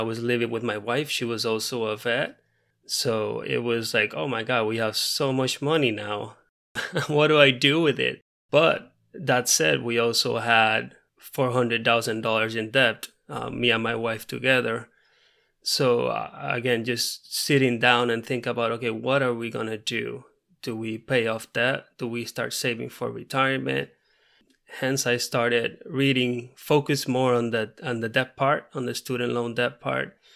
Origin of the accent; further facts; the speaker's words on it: Puerto Rico; first language Spanish; English is a second language; moved away as an adult; also born or lived in Missouri / Florida; now in Pomona, United States; I'm from Puerto Rico, so my first language is Spanish.